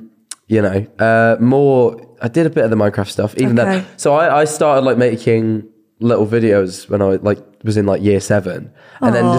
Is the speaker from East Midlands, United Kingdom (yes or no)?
yes; Mansfield, East Midlands, United Kingdom; now in Brighton, United Kingdom; I'm from Mansfield.